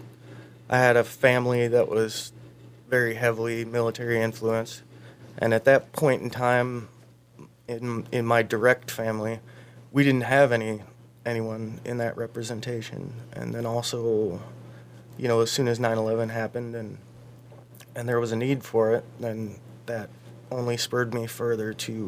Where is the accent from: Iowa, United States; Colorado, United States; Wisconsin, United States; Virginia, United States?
Iowa, United States; Fort Dodge; now in Mankato, United States; Fort Dodge is my hometown.